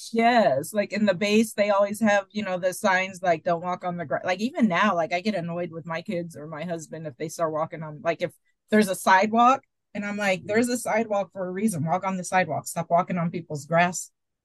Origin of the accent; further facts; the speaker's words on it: Illinois, United States; I didn't say I was from East St. Louis. I said it's just outside of East St. Louis.